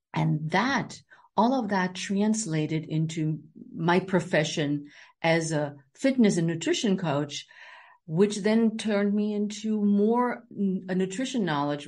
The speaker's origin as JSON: {"language": "English", "country": "Germany", "tie": "born or raised there", "moved": "as an adult", "lives_now": "Silver Spring, United States", "said": "I grew up in Germany"}